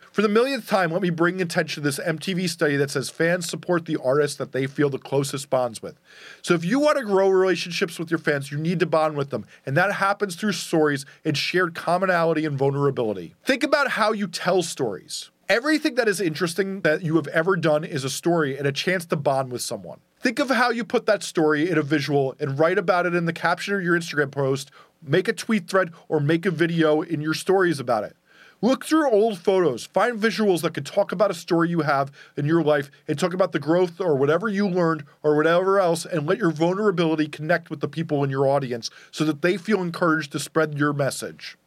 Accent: New York, United States; accent: New York; my New York accent

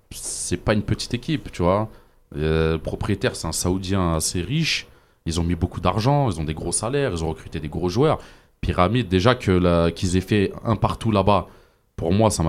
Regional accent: Algeria; en tant qu'Algérien

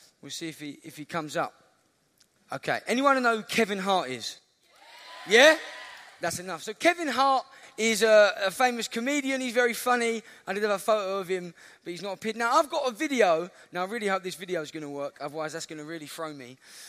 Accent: Lewisham, London, United Kingdom; I'm from Southeast London, a place called Lewisham.

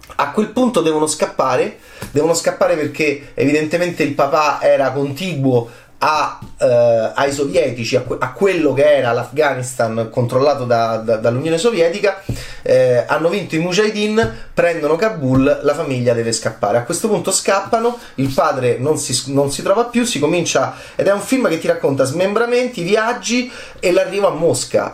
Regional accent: Italy

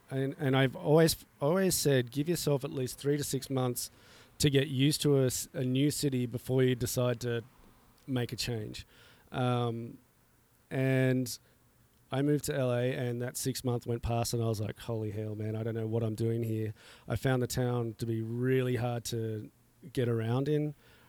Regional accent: Australia; I came from Australia.

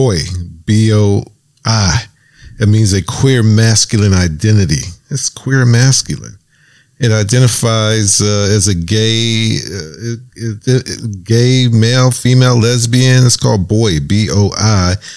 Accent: Pittsburgh, Pennsylvania, United States; moved away as an adult; also born or lived in New York / Pensacola, Florida; we're from Pittsburgh. You know, we grew up. We got married in New York, lived in Pittsburgh for about a year, but then we lived in Pensacola

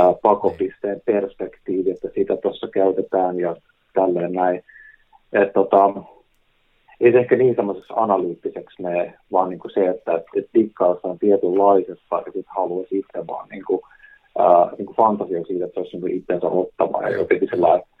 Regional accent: Helsinki, Uusimaa, Finland; mun kotikaupunki, niin Helsingin

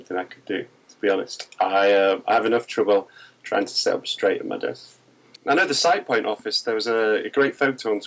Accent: Manchester, North West England, United Kingdom; I was born in Manchester and still live there in the UK.

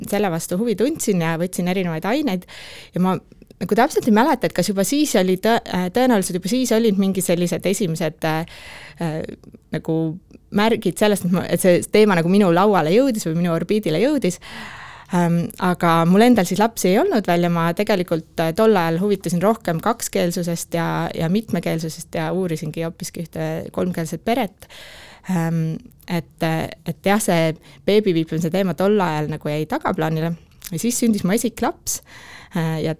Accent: Tartu, Tartu County, Estonia; kes ma veel olen tartlane

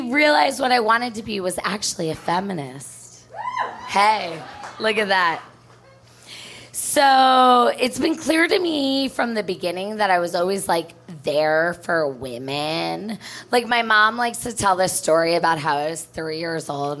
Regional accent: New Jersey, United States; moved away as an adult; also born or lived in New York City; now in Chicago, United States; I'm from New Jersey

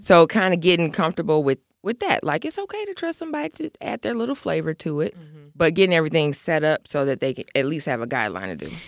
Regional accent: Aurora, Illinois, United States; I'm from Aurora. So a lot of my friends that I went to elementary school with, I'm still friends with like my second grade class

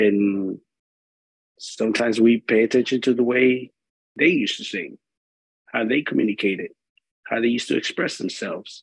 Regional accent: El Salvador; now in Washington, DC, United States; I grew up back home in El Salvador, so dancing, I've been there since I was five.

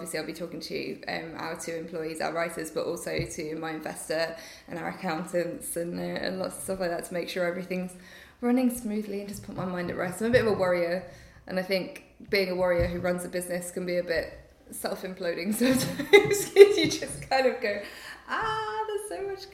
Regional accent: Nottingham, East Midlands, United Kingdom; moved away as an adult; I was in Nottingham at the time, so I'd gone home to my hometown for a year because I missed my family.

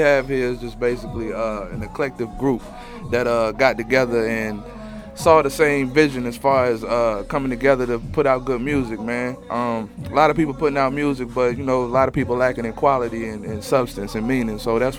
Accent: Hampton, Virginia, United States; now in Atlanta, United States; since I've been here, and I've been here for over 10 years, I'm from Virginia originally.

